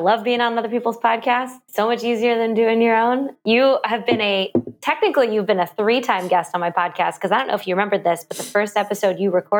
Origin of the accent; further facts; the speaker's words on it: Kansas, United States; born there; also born or lived in Missouri / Oklahoma / Illinois; I was born in Kansas, and then we moved to Missouri, and then Oklahoma, and then Illinois